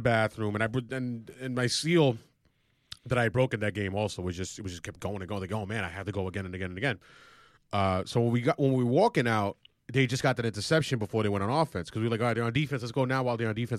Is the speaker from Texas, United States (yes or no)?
no; New York City, New York, United States; growing up in Woodside